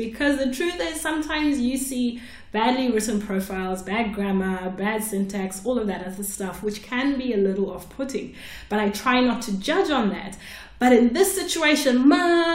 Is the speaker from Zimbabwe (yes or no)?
yes; Zimbabwe; I'm from Zimbabwe